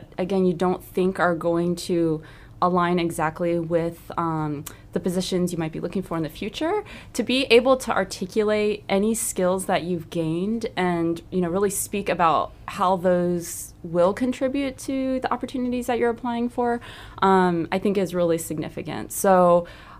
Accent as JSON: {"language": "English", "town": "Snellville", "region": "Georgia", "country": "United States", "moved": "yes", "lives_now": "Sarasota, United States", "said": "I am from a suburb outside of Atlanta called Snellville, Georgia"}